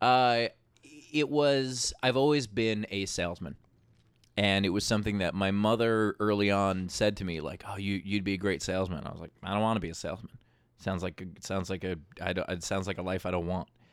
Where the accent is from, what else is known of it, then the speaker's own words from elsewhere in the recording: New York City, New York, United States; I'm born and raised in Queens